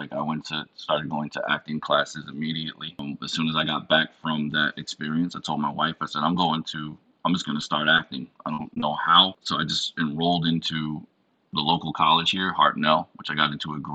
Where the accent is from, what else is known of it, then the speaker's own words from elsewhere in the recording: Batavia, New York, United States; growing up in upstate New York, which is a place called Batavia, that's my hometown